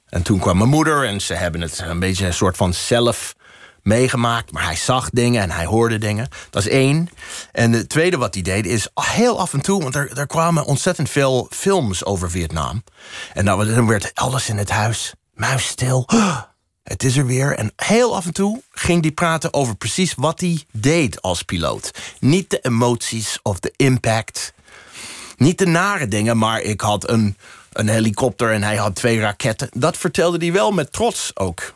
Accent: Boston, Massachusetts, United States; Dutch is a second language; moved away as an adult; also born or lived in New Hampshire / Colorado; now in Netherlands; Ik kom uit Boston

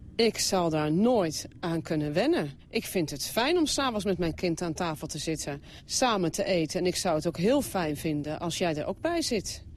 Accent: Netherlands; moved away as an adult; now in Lahore, Pakistan; ik als Nederlander

